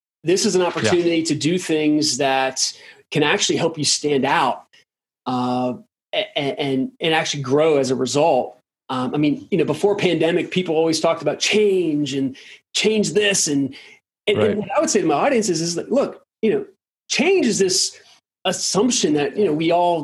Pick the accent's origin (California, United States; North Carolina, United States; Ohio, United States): North Carolina, United States; Durham; I grew up in Durham, North Carolina.